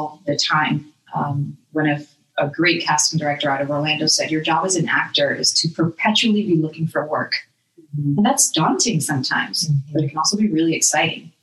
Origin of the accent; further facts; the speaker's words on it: Dominican Republic; now in Tampa, United States; I'm from the Dominican Republic, but I've lived in Tampa a long time